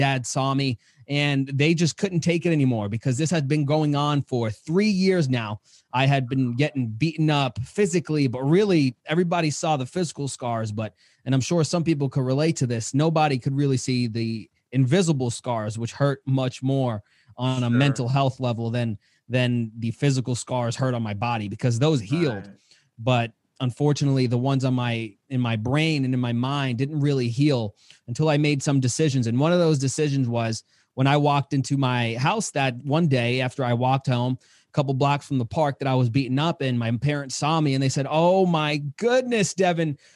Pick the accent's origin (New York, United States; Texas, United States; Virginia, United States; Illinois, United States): New York, United States; New York City; as a child growing up in Queens, New York